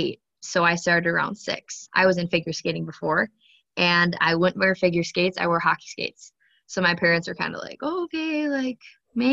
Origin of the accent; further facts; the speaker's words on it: Alexandria, Minnesota, United States; also born or lived in Rogers, Minnesota; I moved to Alexandria